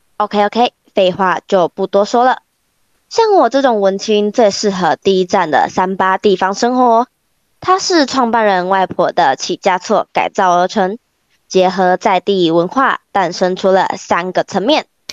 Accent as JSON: {"language": "Chinese", "region": "Kaohsiung", "country": "Taiwan", "tie": "born or raised there", "said": "我们都是来自高雄市三明家商观光科的学生"}